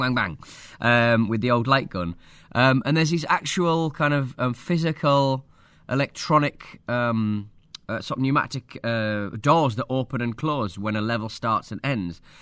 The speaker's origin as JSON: {"language": "English", "region": "North East England", "country": "United Kingdom", "accent": "northeast of England", "said": "my accent from the northeast of England."}